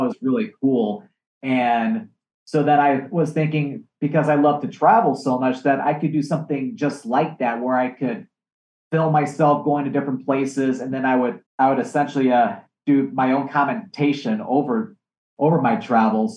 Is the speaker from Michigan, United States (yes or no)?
yes; Michigan, United States; my home state of Michigan